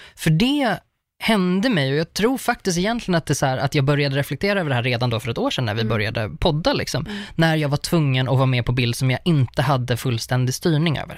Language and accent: Swedish; Uppsala, Uppsala County, Sweden; jag är från Uppsala